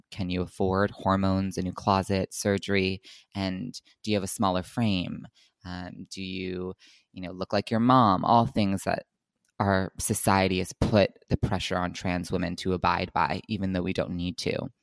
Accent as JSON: {"language": "English", "region": "New Jersey", "country": "United States", "tie": "born or raised there", "also_born_or_lived": "New York", "moved": "as an adult", "lives_now": "Los Angeles, United States", "said": "I'm originally from Los Angeles, but I grew up for the most part in New Jersey"}